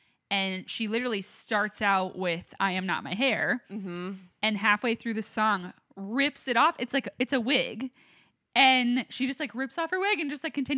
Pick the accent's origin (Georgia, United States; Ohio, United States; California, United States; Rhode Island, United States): Georgia, United States; Atlanta; Because, like, I'm from Atlanta, and I don't even feel like Atlanta has many mid-tier venues.